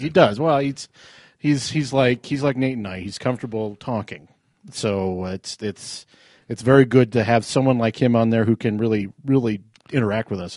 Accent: Arvada, Colorado, United States; when I grew up in Arvada

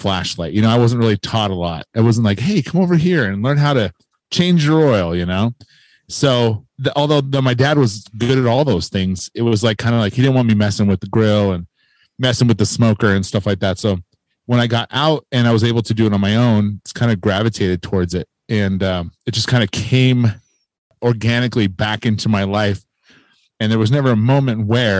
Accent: Lehi, Utah, United States; I'm from Lehigh, Utah

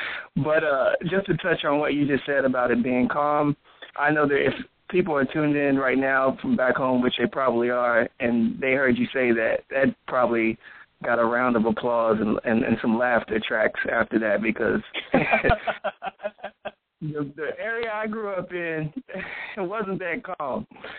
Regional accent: New Albany, Indiana, United States; moved away; also born or lived in Louisville, Kentucky; Well, originally, okay, I grew up in Indiana and Kentucky. So to be more specific, New Albany, Indiana, and Louisville, Kentucky.

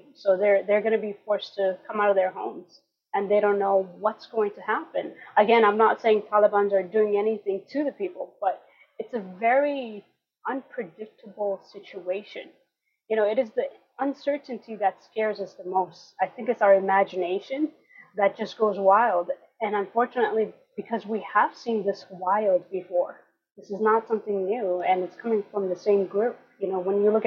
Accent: Los Angeles, California, United States; also born or lived in Afghanistan; I grew up in Shriners Hospital

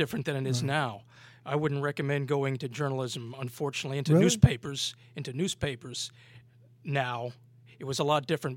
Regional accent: North Massapequa, New York, United States; also born or lived in Athens, Ohio; I was born in Long Island

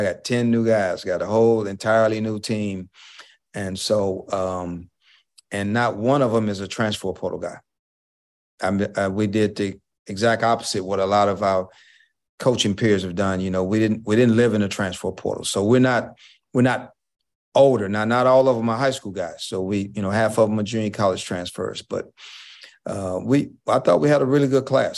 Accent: Houston, Texas, United States; I was the first African-American head coach of any head sport at University of Houston. at, in, in nineteen ninety-three, the first African-American head coach of any sport. And, uh, that's my hometown

